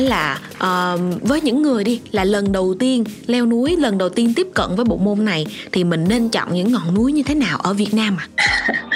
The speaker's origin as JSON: {"language": "Vietnamese", "country": "Vietnam", "said": "ở việt nam của chúng ta"}